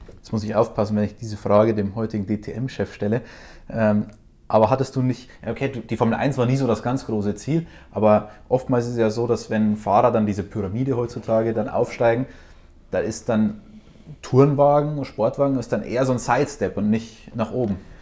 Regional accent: Austria; accent: Austrian; das Österreichische

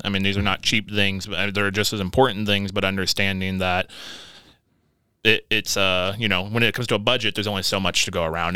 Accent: Evansville, Indiana, United States; also born or lived in Las Vegas, Nevada; we've had some family over in Evansville, Indiana. And so that's where I grew up

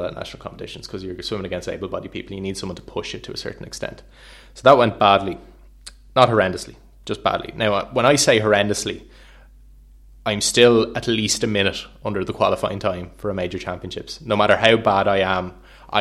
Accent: Wexford, Leinster, Ireland; I'm from Wexford

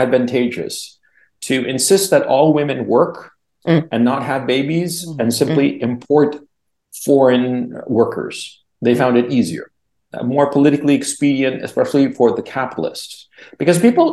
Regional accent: Chile; now in Kharkiv, Ukraine; I'm from Chile

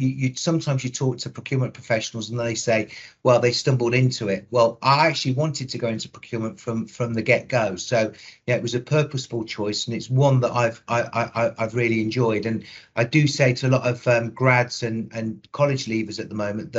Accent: Coventry, West Midlands, United Kingdom; accent: Midlands; will detect a Midlands accent. So I was born in Coventry

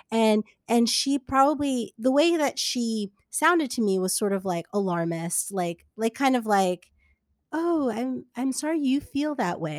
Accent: New Jersey, United States; I grew up in Jersey

